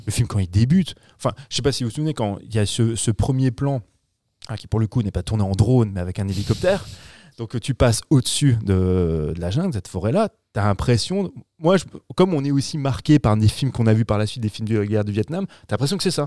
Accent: France; chez nous en France

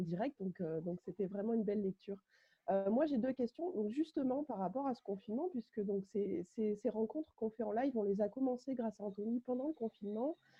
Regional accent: Clermont-Ferrand, Auvergne-Rhône-Alpes, France; je suis de Clermont-Ferrand

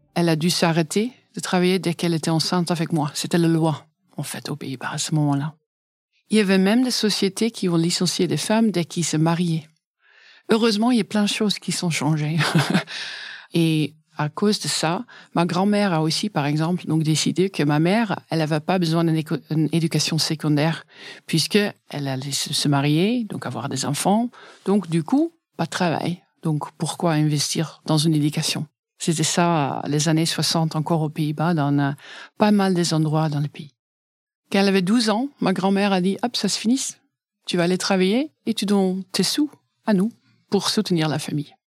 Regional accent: Dinxperlo, Gelderland, Netherlands; French is a second language; moved away as an adult; now in France; Je suis née à Dingsperlo. C'est un village tout petit à l'est des Pays-Bas, aux frontières avec l'Allemagne

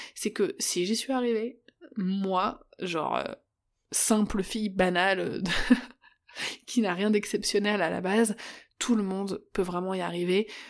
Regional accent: Paris, Île-de-France, France; moved away as an adult; Je suis parisienne, je suis née et j'ai grandi à Paris, dix-neuvième, jusqu'à mes vingt-cinq ans

